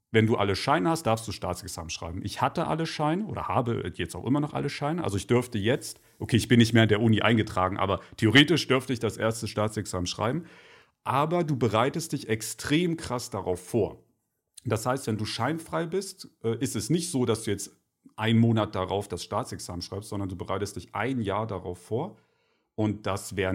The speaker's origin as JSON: {"language": "German", "town": "Leipzig", "region": "Saxony", "country": "Germany", "tie": "born or raised there"}